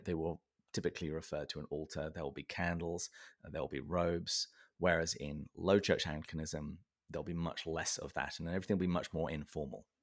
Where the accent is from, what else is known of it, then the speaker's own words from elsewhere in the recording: Berkshire, South East England, United Kingdom; I was born and raised in the south of England, um, in the county of Berkshire. And, uh, that's why my accent is the way that it is